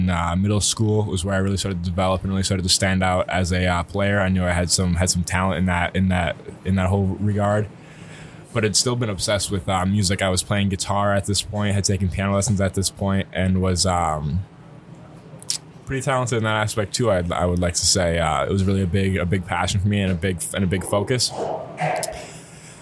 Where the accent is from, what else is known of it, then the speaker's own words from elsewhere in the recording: Eau Claire, Wisconsin, United States; also born or lived in Milwaukee, Wisconsin / Appleton, Wisconsin / Neenah, Wisconsin; Grew up really in a neighborhood outside of Eau Claire after I moved to Eau Claire from Appleton when I was about 6